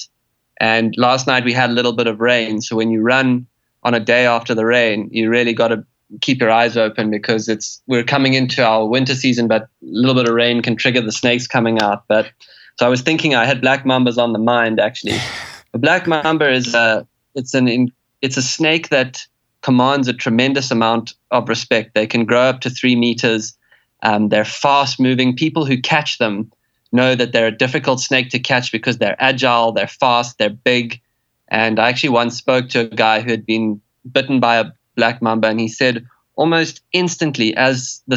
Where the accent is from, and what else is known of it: South Africa